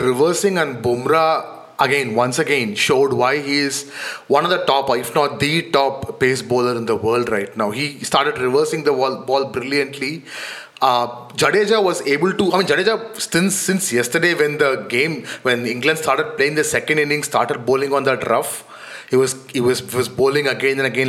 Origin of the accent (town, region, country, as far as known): India